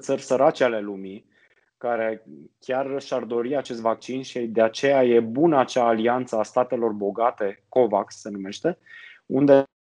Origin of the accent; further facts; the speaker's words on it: Sibiu, Sibiu County, Romania; moved away; Eu sunt sibian de loc